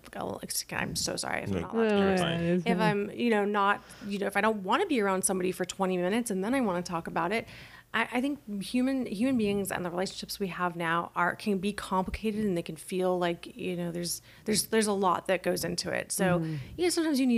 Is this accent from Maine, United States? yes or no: no; Calabasas, California, United States; I grew up in Calabasas, super wealthy neighborhood